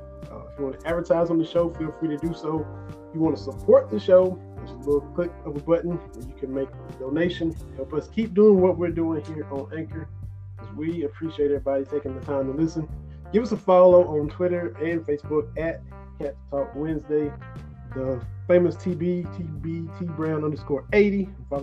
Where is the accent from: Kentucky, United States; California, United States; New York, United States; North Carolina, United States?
Kentucky, United States; Eastern; I'm from Eastern Kentucky.